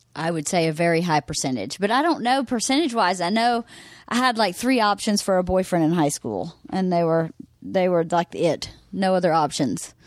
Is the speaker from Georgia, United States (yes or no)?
yes; Bowdon, Georgia, United States; moved away; also born or lived in Carrollton, Georgia; I was born in Carrollton, Georgia